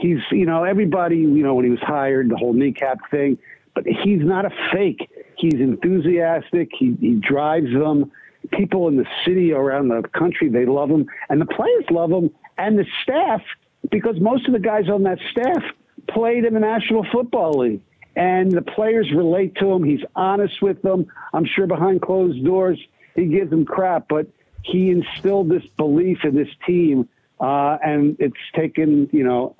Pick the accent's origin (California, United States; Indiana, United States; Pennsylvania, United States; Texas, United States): Pennsylvania, United States; Philadelphia; my hometown, Philadelphia